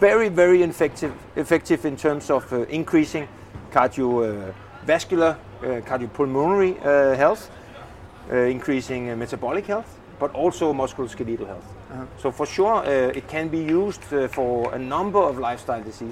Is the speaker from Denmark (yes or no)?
yes; Frederikssund, Capital Region of Denmark, Denmark; I played with the plus 65 team from my hometown, Frederikssund